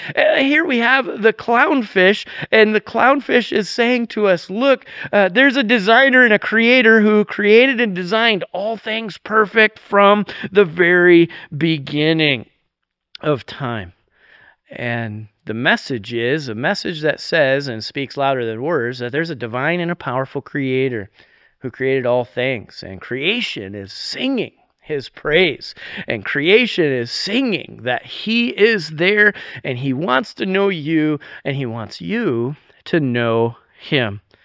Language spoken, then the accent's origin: English; New York, United States; now in Vernonia, United States; I'm actually from New York